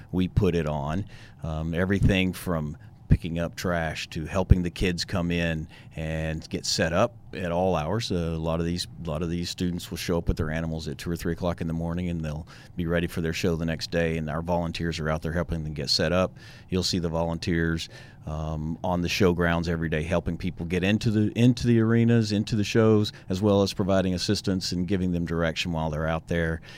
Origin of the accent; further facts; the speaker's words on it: Tyler, Texas, United States; also born or lived in Lubbock, Texas; now in Houston, United States; I grew up in Tyler, Texas